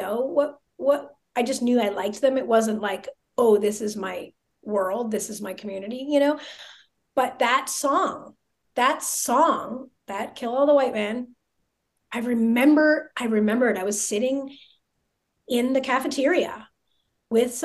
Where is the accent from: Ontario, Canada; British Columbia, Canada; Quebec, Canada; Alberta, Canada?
Ontario, Canada; a suburb of Toronto; moved away as an adult; also born or lived in Montreal, Canada; now in Las Vegas, United States; I was born in Montreal, but I was put up for adoption immediately. And then I went to live in a little suburb of Toronto